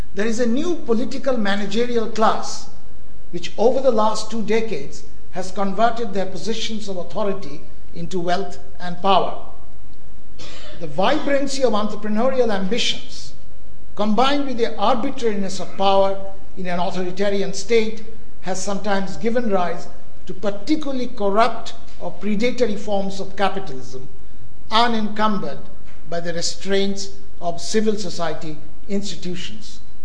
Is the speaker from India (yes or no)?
yes; India; moved away; When I grew up in India